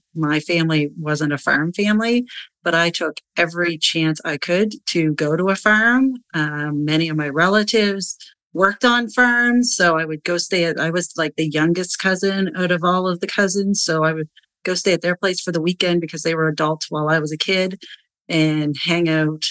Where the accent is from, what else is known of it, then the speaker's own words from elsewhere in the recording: Nova Scotia, Canada; I'm from the East Coast of Canada in beautiful Nova Scotia